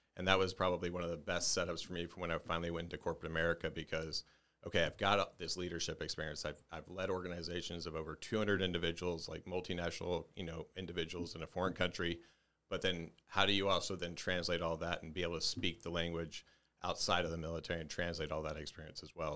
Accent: Dallas, Texas, United States; I was born and raised in Dallas, Texas, just, just north of Dallas, Texas

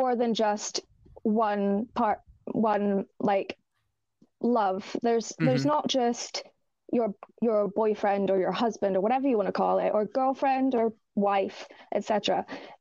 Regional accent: Ireland; I am Irish, so I was raised Roman Catholic.

